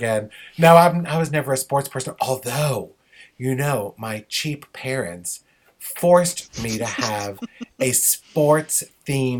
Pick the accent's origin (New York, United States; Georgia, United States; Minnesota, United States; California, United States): New York, United States; I grew up in New York